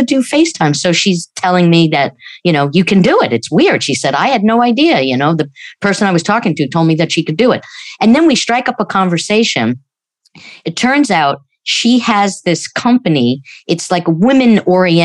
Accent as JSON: {"language": "English", "region": "New York", "country": "United States", "moved": "yes", "said": "we're originally from New York"}